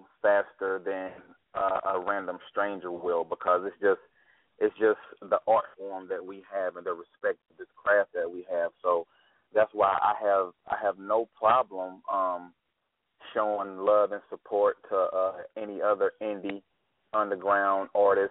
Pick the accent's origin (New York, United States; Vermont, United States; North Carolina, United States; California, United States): North Carolina, United States; Asheville